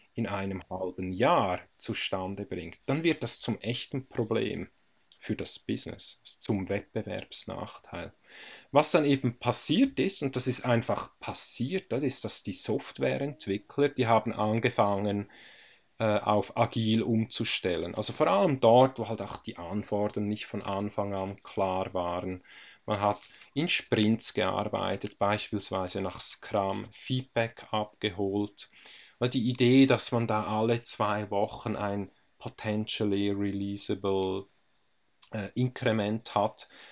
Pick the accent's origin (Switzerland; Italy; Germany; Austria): Switzerland; bei uns in der Schweiz